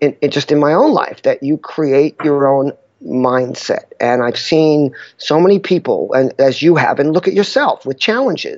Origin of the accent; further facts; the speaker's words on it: New York, United States; I'm a classic type A New Yorker